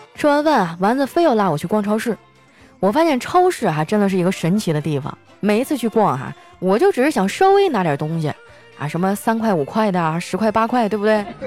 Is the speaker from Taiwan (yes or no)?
no; Northeast China, China; 我们东北人